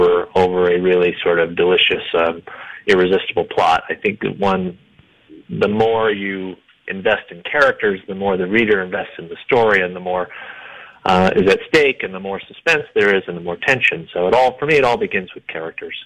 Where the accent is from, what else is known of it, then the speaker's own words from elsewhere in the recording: Iowa, United States; now in Denver, United States; I'm from Iowa